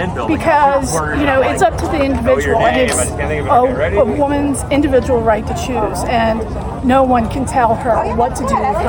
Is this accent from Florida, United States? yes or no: no; Eastern Shore of Maryland, United States; I'm from the Eastern Shore of Maryland.